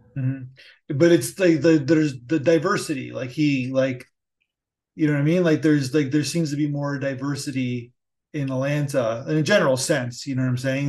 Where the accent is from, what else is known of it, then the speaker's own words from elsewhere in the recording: Canada; as a Canadian